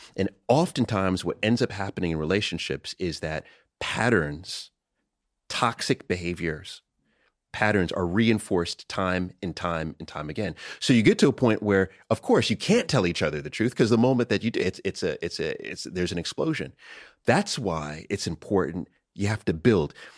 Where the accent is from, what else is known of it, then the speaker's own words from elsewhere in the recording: United States; I'm American